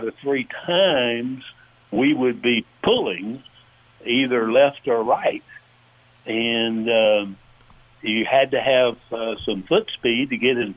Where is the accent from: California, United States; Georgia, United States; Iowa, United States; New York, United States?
Georgia, United States; from my hometown right here, Stewart, Georgia